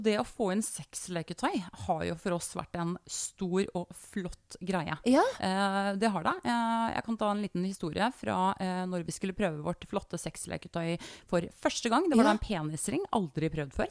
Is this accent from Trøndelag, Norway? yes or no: no; Nesodden, Akershus, Norway; Vi er fra Nesodden